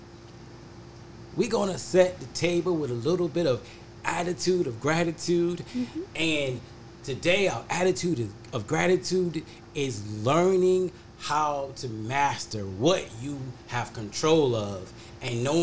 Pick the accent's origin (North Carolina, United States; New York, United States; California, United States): North Carolina, United States; moved away as an adult; now in Ohio, United States; I grew up in North Carolina, graduated from college in North Carolina, and I came to Ohio, and I've been here, and I've been here ever since then.